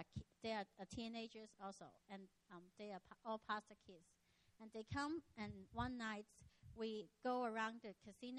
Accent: Macau; also born or lived in Hong Kong; So when I was six, I was born in Hong Kong. And Hong Kong is just so near. You need to take 1 hour ferry to Macau. And when I'm six, our whole family moved to Macau.

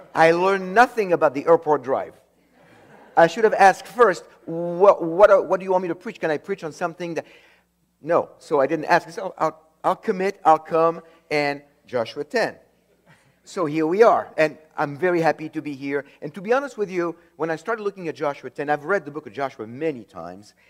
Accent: France; moved away; I was born in France

